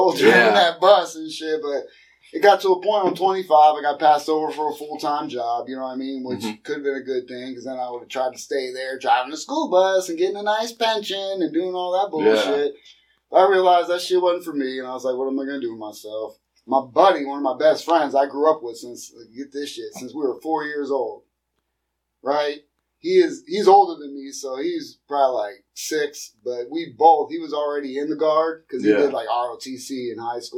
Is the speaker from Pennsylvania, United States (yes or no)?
yes; Erie, Pennsylvania, United States; moved away; I'm from Erie, Pennsylvania